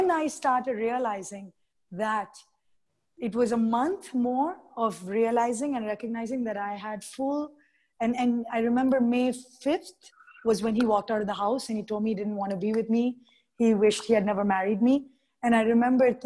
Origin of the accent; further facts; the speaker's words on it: India; I'm Indian